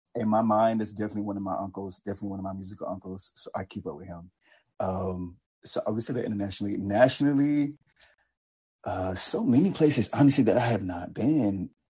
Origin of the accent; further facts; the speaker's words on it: the South, United States; from the South